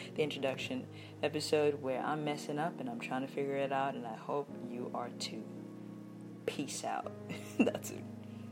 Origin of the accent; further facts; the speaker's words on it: Botswana; I'm from Botswana